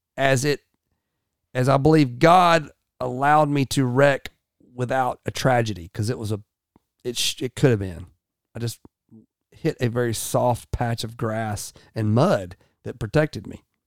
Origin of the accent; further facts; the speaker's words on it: United States; I'm also an American